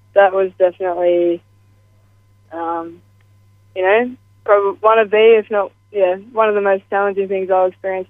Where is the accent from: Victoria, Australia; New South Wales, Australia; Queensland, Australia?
New South Wales, Australia; Grafton; I come from Grafton, Northern New South Wales, and it was brought to my attention over the last year or so that Grafton, or the surrounding areas of Grafton, the Clarence Valley, we actually have one of the highest youth suicide rates in the country. And that's a very shocking, it was a very shocking thing for me to find out, having grown up there